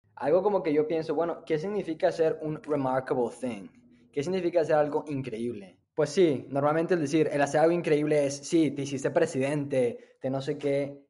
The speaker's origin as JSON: {"language": "Spanish", "town": "Monterrey", "region": "Nuevo León", "country": "Mexico", "tie": "born or raised there", "also_born_or_lived": "Austin, Texas", "moved": "as an adult", "lives_now": "United States", "said": "soy originario de, de Monterrey, ahí crecí"}